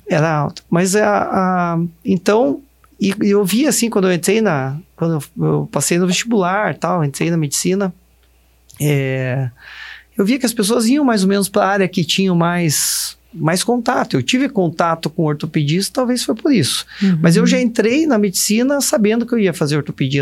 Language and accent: Portuguese; Ponta Grossa, Paraná, Brazil; na minha cidade, que eu morava, eu nasci em Ponta Grossa